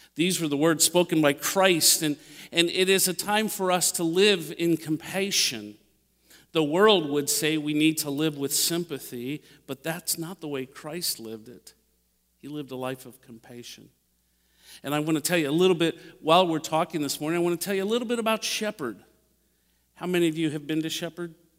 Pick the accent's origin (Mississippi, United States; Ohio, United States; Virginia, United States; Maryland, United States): Ohio, United States; Dayton; now in Indianapolis, United States; I grew up in Dayton, Ohio